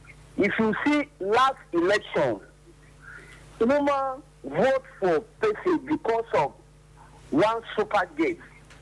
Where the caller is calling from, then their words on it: Bida, Niger State, Nigeria; I'm calling from Bida, Niger State.